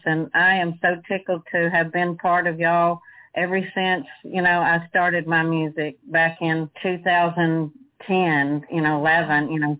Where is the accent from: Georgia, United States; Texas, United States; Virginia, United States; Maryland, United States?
Texas, United States; Marshall; also born or lived in Caddo Lake; I was born in Marshall and you know, raised in Marshall mostly